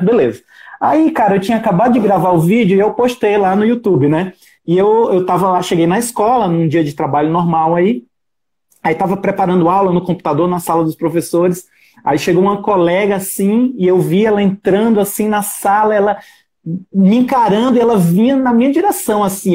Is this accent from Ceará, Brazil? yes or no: yes; Ceará, Brazil; moved away; no Ceará, que eu sou cearense